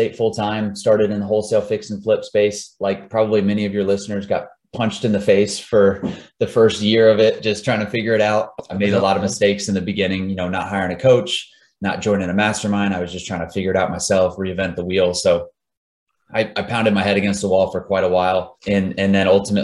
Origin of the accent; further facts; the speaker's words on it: Jacksonville, Florida, United States; also born or lived in Tallahassee, Florida; So I'm originally from Florida, grew up in Jacksonville, went to school at Tallahassee, Florida State, met my wife down in South Florida